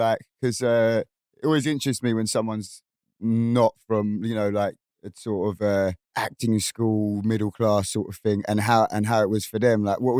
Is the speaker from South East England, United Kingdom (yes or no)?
no; Kingston upon Thames, London, United Kingdom; I'm from Kingston originally